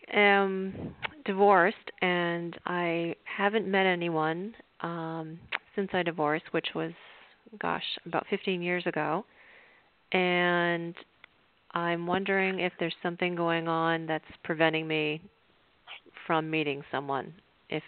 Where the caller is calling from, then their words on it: Palm Beach, Florida, United States; I'm calling from Palm Beach.